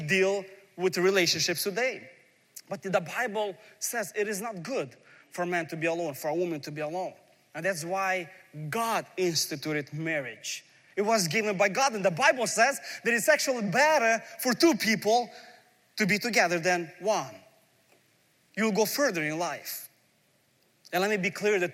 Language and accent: English; Ukraine; moved away; I'm coming from a former Soviet Union. I was born in Ukraine. We lived a life really poor in a big family.